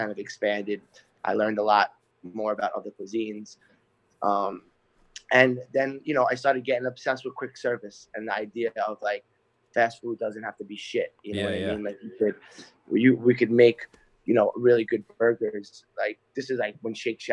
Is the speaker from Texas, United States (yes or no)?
no; Brooklyn and Long Island, New York, United States; also born or lived in Poughkeepsie, New York; I grew up in Brooklyn and Long Island eating great pizza